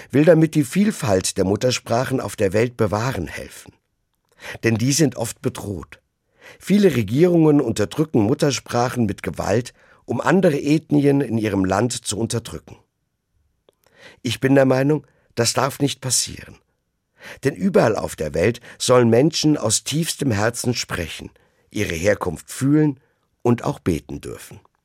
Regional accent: Rhineland, Germany; accent: Rhenish; first language German; now in Frankfurt, Germany; Deutsch mit einem rheinischen Akzent

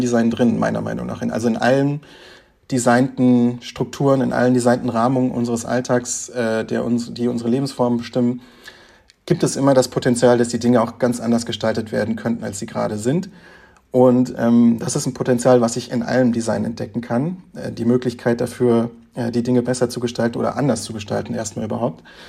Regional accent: Frankfurt, Hesse, Germany; also born or lived in Offenbach; Wir sind beide auch gebürtige FrankfurterInnen

